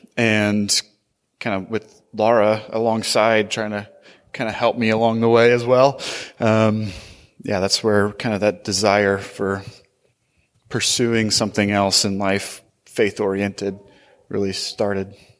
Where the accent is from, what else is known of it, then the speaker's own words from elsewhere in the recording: Portland, Oregon, United States; moved away as an adult; now in Seattle, United States; I grew up in Portland